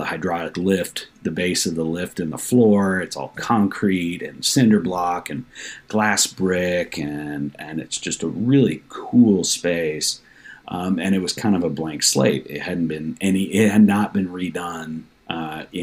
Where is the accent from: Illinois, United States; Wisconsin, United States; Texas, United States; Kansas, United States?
Texas, United States; also born or lived in Portland, Oregon / Seattle; now in Granbury, United States; I grew up in Texas, but not a small town